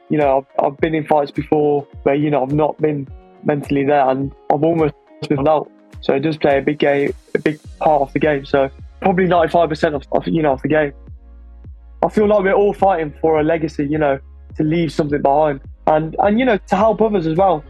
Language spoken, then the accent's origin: English; Corfu, Ionian Islands, Greece; now in England; growing up in Greece